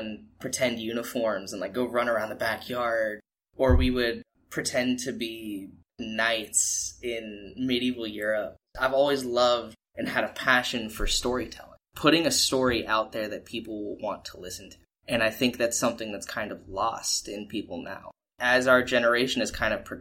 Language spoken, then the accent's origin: English; Pensacola, Florida, United States; also born or lived in Tampa, Florida; I was born here in Pensacola, and then I lived here till the age of, I believe, 6 years old